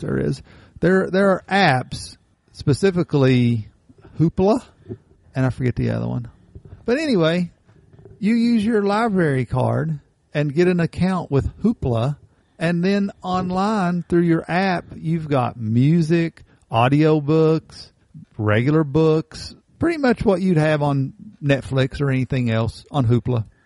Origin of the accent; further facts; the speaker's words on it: Appalachia, United States; Most of Appalachia, we are Scotch Irish descendants